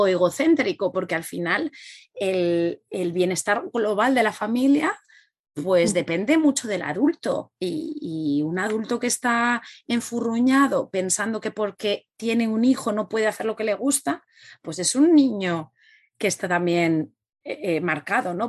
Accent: Spain; tanto Rebeca como yo, somos españolas

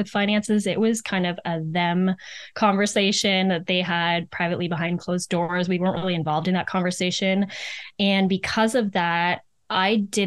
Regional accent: Muskoka, Ontario, Canada; I grew up in Muskoka

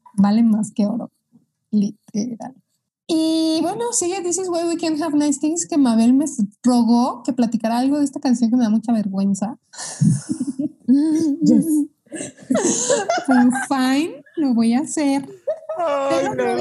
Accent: Mexico; yo soy mexicana

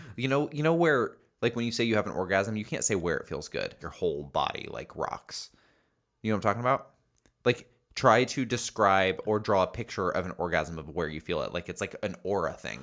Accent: Indiana, United States; I grew up in Indiana

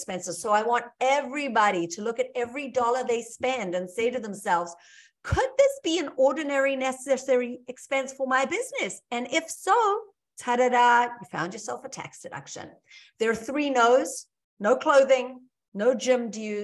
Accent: South Africa; moved away as an adult; now in United States; I'm originally from South Africa. I came here with nothing but a bag of dirty clothes 25 years ago.

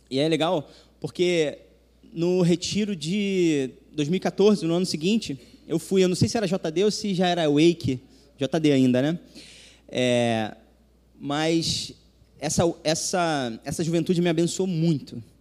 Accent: Macaé, Rio de Janeiro, Brazil; moved away as an adult; now in Rio de Janeiro, Brazil; eu sou de Macaé, né, natural

